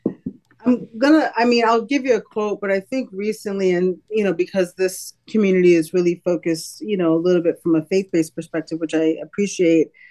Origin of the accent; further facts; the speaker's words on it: New York City, New York, United States; moved away as an adult; now in Lancaster, United States; my family and I are from New York City, born and raised in Brooklyn, New York, um, came to Lancaster really on a whim